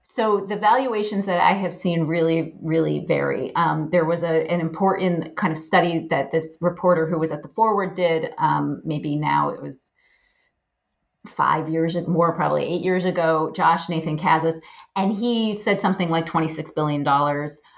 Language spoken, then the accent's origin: English; Poughkeepsie, New York, United States; I grew up in a middle class home in Poughkeepsie, New York